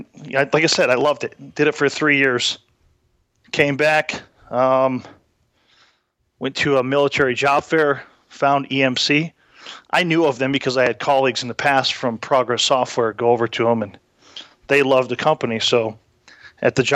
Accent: Iowa, United States; moved away as an adult; also born or lived in Minnesota / North Carolina; I grew up partially in Minnesota and Iowa. but I graduated high school when I was in Iowa.

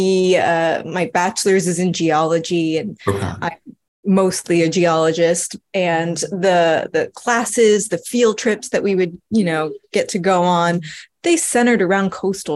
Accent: South Florida, United States; moved away as an adult; now in California, United States; I'm originally from South Florida

